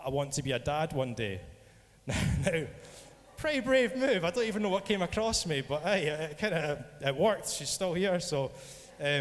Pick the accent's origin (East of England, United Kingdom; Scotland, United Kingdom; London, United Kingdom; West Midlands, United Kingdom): Scotland, United Kingdom; I'm from Scotland